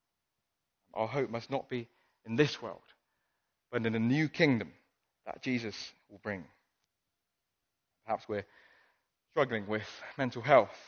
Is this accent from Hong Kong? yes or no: yes; Hong Kong; moved away; I grew up in Hong Kong